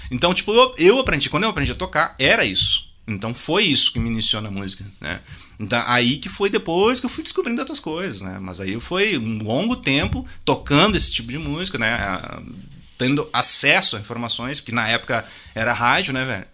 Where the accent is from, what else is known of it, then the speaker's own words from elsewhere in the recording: Júlio de Castilhos, Rio Grande do Sul, Brazil; accent: sulista; moved away as an adult; also born or lived in Tupanciretã / São Luiz Gonzaga; eu nasci em Tupanceretã, fiquei até os... Acho que foi 7, 8 anos. Aí a gente morou em Júlio de Castilhos, que é uma cidade próxima ali.